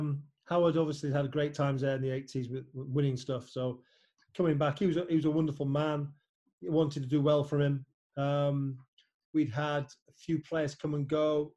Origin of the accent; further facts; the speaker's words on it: Germany; I was a Liverpool fan, I was growing up in Germany.